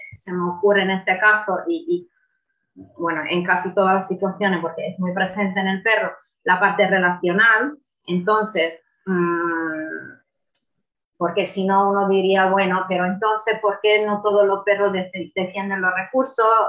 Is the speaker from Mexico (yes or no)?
no; Italy; Spanish is a second language; now in Fuerteventura, Spain; soy italiana, no soy española